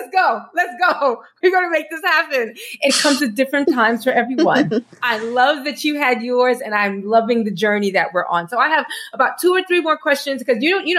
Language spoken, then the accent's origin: English; Nigeria; My experiences as a Nigerian first daughter fuel my art, which has been instrumental in my growth as a creative.